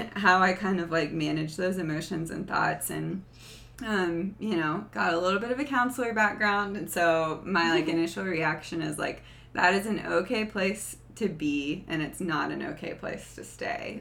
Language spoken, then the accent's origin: English; the South, United States; I grew up in the South